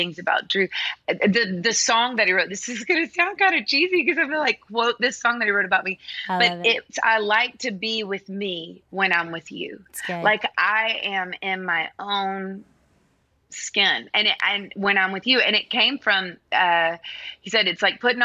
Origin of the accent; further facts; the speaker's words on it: Nashville, Tennessee, United States; I grew up in Nashville in studios.